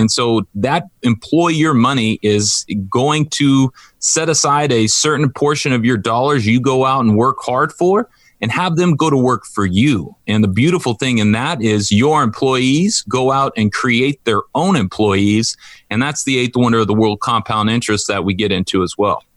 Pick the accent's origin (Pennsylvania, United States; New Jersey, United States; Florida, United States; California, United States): California, United States; Orange County; I grew up in Orange County where there's a lot of money.